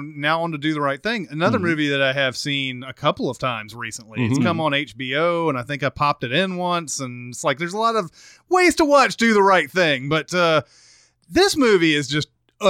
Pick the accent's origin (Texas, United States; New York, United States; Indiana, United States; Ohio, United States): New York, United States; Brooklyn; born there; Like, hey, I was born in Brooklyn, and everybody's like, oh!